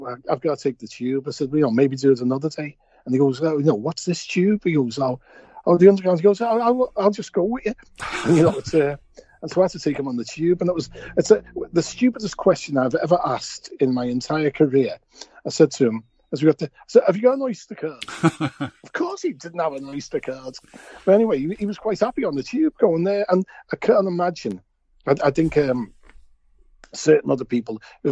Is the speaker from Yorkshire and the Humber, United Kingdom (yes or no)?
no; Liverpool, North West England, United Kingdom; typical Scouse